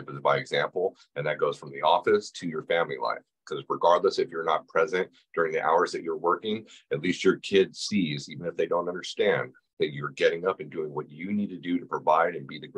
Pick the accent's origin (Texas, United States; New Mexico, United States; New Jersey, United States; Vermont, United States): New Mexico, United States; Yeah, I came from New Mexico.